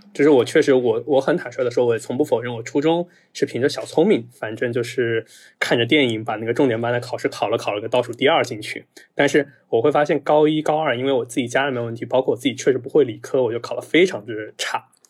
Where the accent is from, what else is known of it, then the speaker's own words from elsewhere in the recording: next to Fenghuang, Hunan, China; moved away; 我介绍我老家的时候，就很复杂，我一般都问朋友们，你知道凤凰不啦？对 ，呃，知道的话我就告诉你在隔房，隔壁